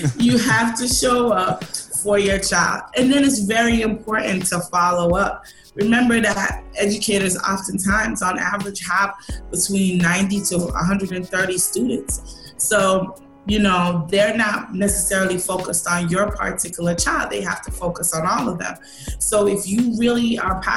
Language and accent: English; Jamaica; I'm Jamaican